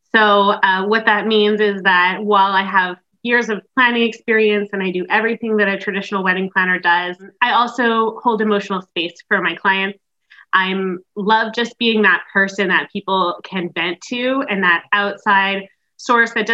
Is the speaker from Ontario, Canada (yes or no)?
no; Montreal, Quebec, Canada; I am from Montreal, Quebec in Canada